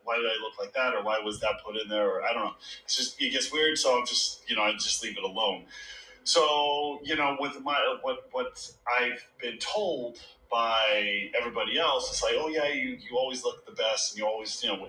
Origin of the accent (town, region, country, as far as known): Texas, United States; now in Los Angeles, United States